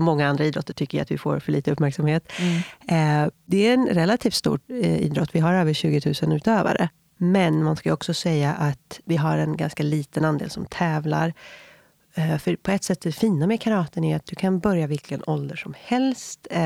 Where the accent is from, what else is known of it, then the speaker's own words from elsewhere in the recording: Viksjö, Stockholm County, Sweden; also born or lived in San Francisco; Jag är uppväxt i eh, Viksjö, ett eh, litet samhälle utanför Jakobsberg i Järfälla kommun